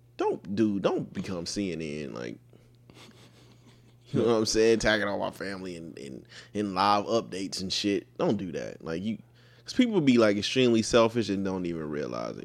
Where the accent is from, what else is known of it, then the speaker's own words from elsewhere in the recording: United States; an American, a black American